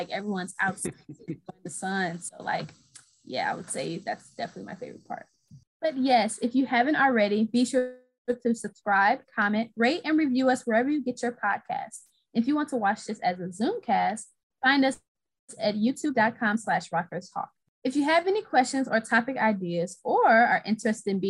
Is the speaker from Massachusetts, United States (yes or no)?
no; St. Louis, Missouri, United States; now in Kansas City, United States; I'm originally from St. Louis, Missouri.